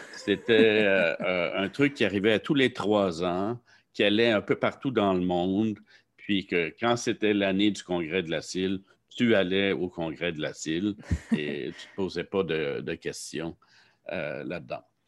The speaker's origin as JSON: {"language": "French", "town": "Saint-Jean-sur-Richelieu", "region": "Quebec", "country": "Canada", "tie": "born or raised there", "also_born_or_lived": "Montreal", "said": "je venais de Saint-Jean, j'ai donc fait mon secondaire, mon cégep à Saint-Jean"}